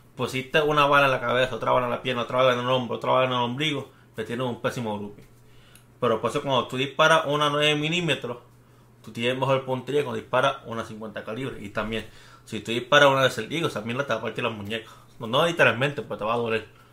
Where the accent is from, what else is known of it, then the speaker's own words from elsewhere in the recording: Bayamón, Puerto Rico; now in Texas, United States; Somos de Bayamón